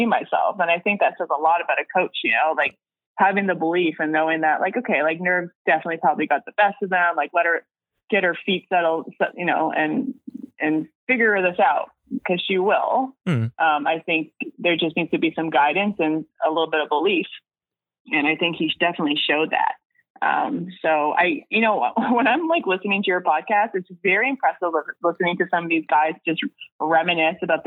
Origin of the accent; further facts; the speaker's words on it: Canada; also born or lived in Switzerland; as a Canadian